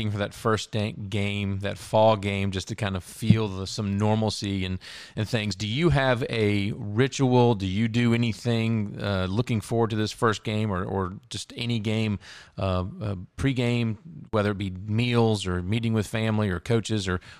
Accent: Tampa, Florida, United States; born there; Yeah, I was born in Tampa, so my dad was uh, military

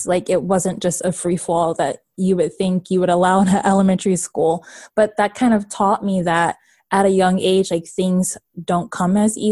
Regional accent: Washington, District of Columbia, United States; moved away as an adult; also born or lived in Baltimore, Maryland; now in Raleigh, United States; I am from Baltimore, Maryland, and I grew up in the DC area.

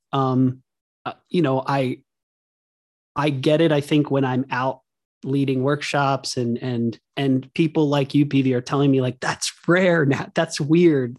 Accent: Hershey, Pennsylvania, United States; our house was on Chocolate Avenue in Hershey, Pennsylvania

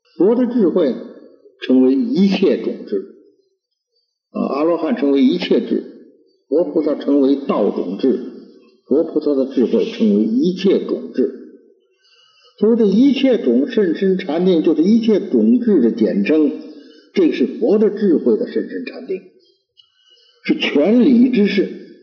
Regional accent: China; 我们中国人

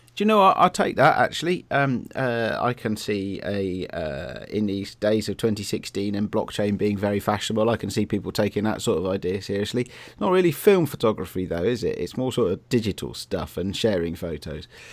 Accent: Bristol, South West England, United Kingdom; when I was a kid and we were growing up in Bristol

